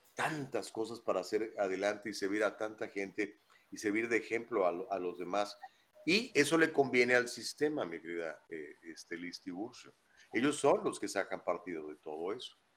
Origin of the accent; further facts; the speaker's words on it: Huasteca Potosina, San Luis Potosí, Mexico; Yo soy de, muy cerquita de ahí, de la Huasteca Potosina